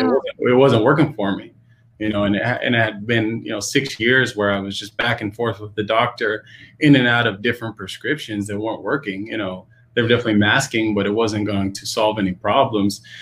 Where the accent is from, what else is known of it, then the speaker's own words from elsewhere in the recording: Pacific Northwest, United States; growing up in the Pacific Northwest